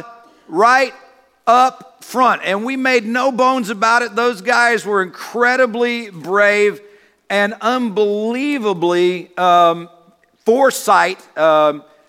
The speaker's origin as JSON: {"language": "English", "region": "Deep South", "country": "United States", "tie": "born or raised there", "said": "I was born in the Deep South"}